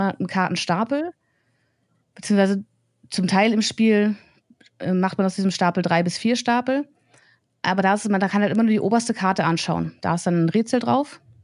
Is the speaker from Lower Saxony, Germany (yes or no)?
yes; Braunschweig, Lower Saxony, Germany; Ich bin halt hier geboren, ich bin hier aufgewachsen, lebe hier